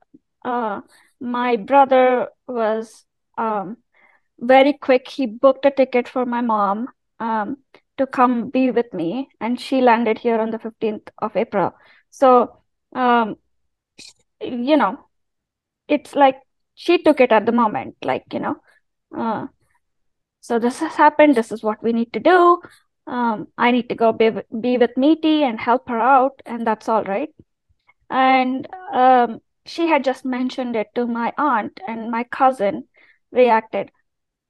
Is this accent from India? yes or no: yes; India; moved away; as an Indian person who's not religious